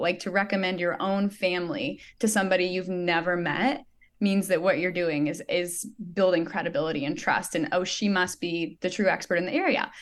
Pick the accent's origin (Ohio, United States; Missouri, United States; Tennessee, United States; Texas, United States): Missouri, United States; Joplin; she's in Joplin, um, which is actually my hometown.